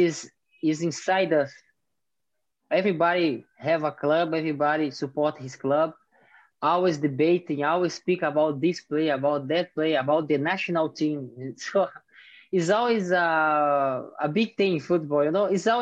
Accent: Brazil; English is a second language; moved away as an adult; also born or lived in India; I grew up in a farm until my 11 years old.

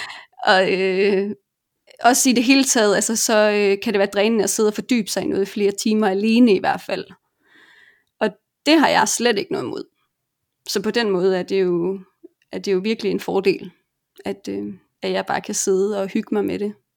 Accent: Denmark; moved away as an adult; also born or lived in Colombia / Argentina; now in Barcelona, Spain; hjemme i Danmark

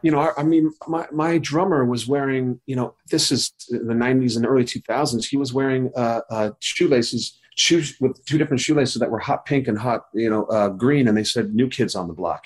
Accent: California, United States; I grew up in California

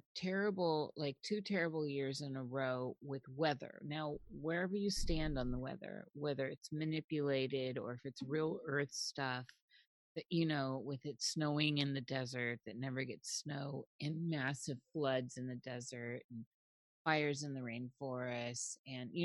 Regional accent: Midwest, United States; now in Pacific Northwest, United States; I was born in the Midwest

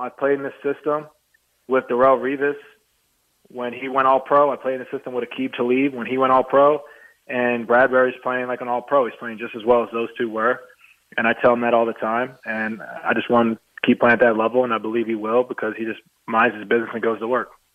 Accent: New Jersey, United States; I'm from Jersey

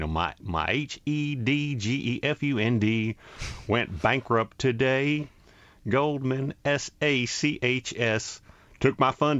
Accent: Nashville, Tennessee, United States; a friend found out I was from Nashville and didn't know a lot about country music

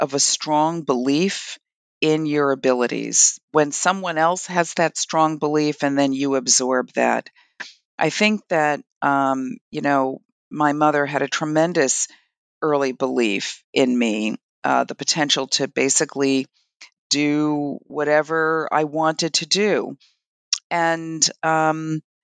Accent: Brooklyn, New York, United States; I'm from Brooklyn, New York

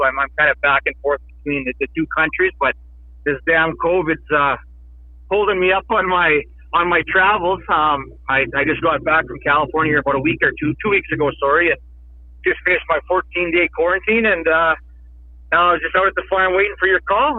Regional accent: Flying Dust First Nation, northern Saskatchewan, Canada; I grew up on Flying Dutch First Nation. It's in northern Saskatchewan.

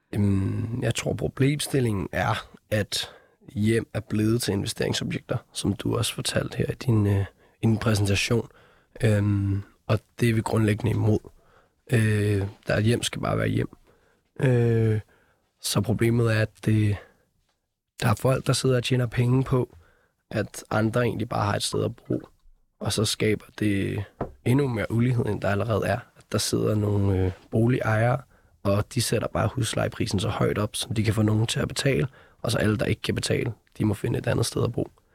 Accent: Copenhagen, Capital Region of Denmark, Denmark; os, der var født og opvokset i København

